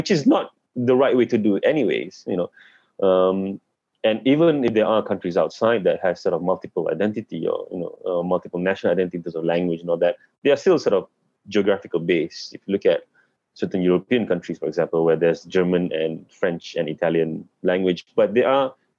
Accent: East Coast, Malaysia; I come from East Coast

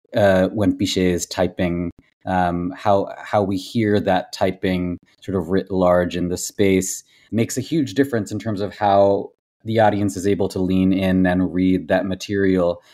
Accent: Massachusetts, United States; also born or lived in Tamil Nadu, India / Kolkata, India; moved to the States, moved to Massachusetts when I was five

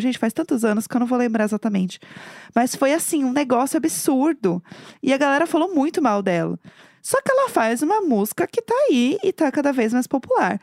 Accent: São Paulo, Brazil; eu no caso sou de São Paulo

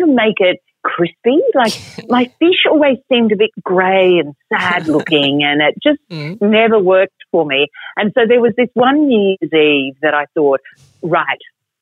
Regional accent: Australia; also born or lived in Queensland / Europe; now in Melbourne, Australia; in country Australia

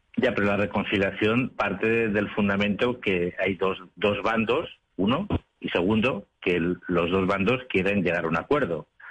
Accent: Catalonia, Spain; now in Brussels, Belgium; Yo soy catalán

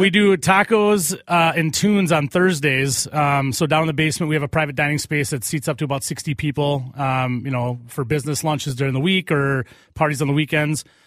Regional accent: Cottage Grove, Minnesota, United States; I'm from Cottage Grove

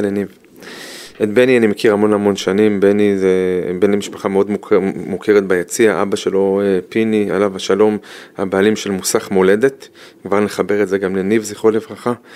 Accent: Jerusalem, Jerusalem District, Israel; moved away; also born or lived in Ben Shemen Youth Village; אני, אני ירושלמי

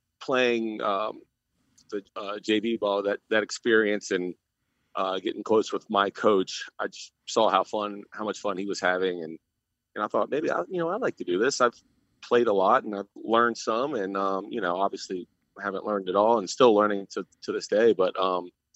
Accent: Virginia, United States; now in Marathon, United States; Growing up in Virginia

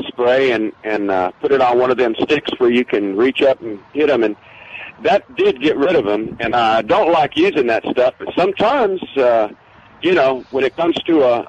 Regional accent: San Antonio, Texas, United States; born or raised there

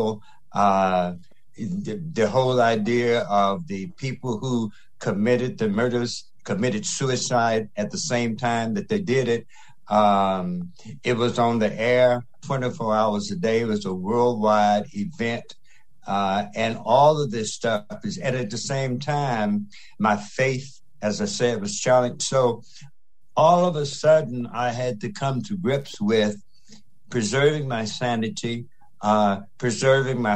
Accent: Mississippi Delta, United States; I grew up in the Delta of Mississippi during the 50s in the middle of the civil rights movement

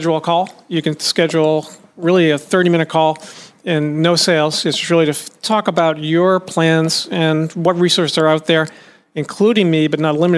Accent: Boston, Massachusetts, United States; moved away; my hometown of Boston

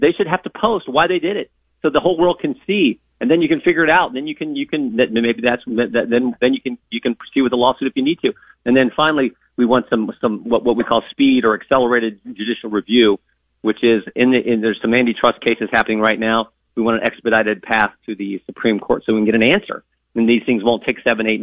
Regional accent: Ohio, United States; we live in flyover country. We're just hillbillies from Ohio

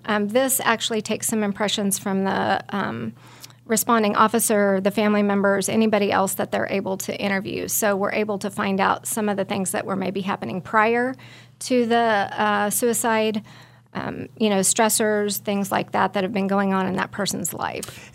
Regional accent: Belle Plaine, Kansas, United States; I'm from Belle Plaine, Kansas

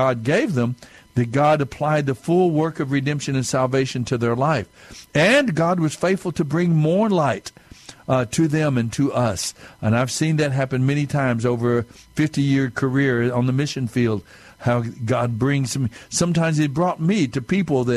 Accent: southern New Mexico, United States; being Native American, a Mescalero Apache from the Apache tribe down in southern New Mexico

